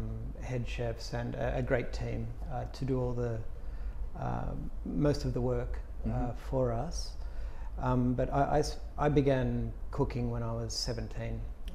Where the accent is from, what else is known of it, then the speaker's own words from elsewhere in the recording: Sydney, New South Wales, Australia; I'm from Sydney. Australia.